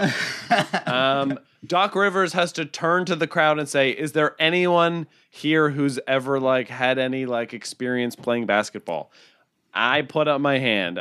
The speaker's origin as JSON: {"language": "English", "town": "Cambridge", "region": "Ontario", "country": "Canada", "tie": "born or raised there", "also_born_or_lived": "Toronto", "said": "my hometown, Cambridge, Ontario"}